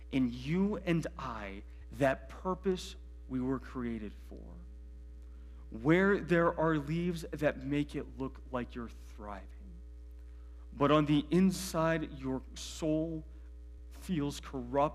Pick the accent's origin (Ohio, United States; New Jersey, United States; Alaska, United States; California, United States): Ohio, United States; Medina County; I grew up in Medina County